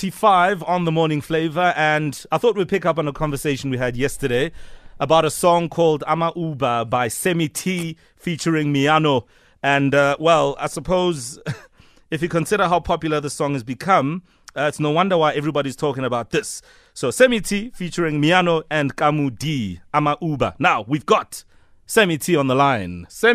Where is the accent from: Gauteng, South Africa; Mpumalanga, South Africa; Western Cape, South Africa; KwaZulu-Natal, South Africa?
Gauteng, South Africa; Soweto; I mean, I'm from Soweto as well. Dube is my home, and I know drug abuse is a big problem amongst young men and young boys as well.